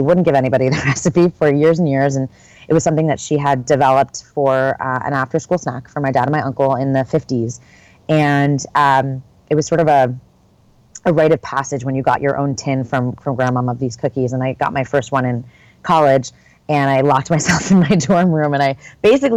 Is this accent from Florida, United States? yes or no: no; northern New Jersey, United States; moved away as an adult; also born or lived in New York City / Tours, France; now in San Francisco, United States; I grew up in northern New Jersey. I was born here in San Francisco, but my family moved shortly thereafter